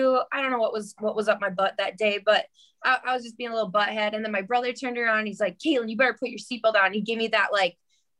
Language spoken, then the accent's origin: English; Port Washington, Wisconsin, United States; also born or lived in Flagstaff, Arizona; now in Phoenix, United States; I grew up in Port Washington, and when I was 7 years old